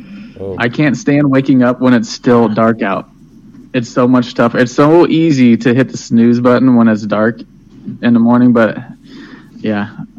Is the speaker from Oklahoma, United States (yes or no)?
no; Lafayette, Indiana, United States; moved away; growing up in Lafayette when I was younger, I thought it was fancy. And then once I got out of Lafayette, I was like, nothing there.